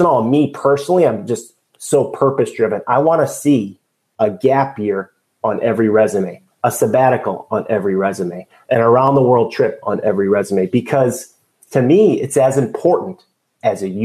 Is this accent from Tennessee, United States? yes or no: no; Chicago, Illinois, United States; moved away; I grew up in Chicago